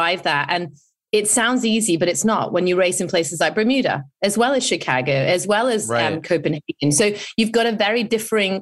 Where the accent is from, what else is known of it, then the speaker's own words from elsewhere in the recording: United Kingdom; I'm British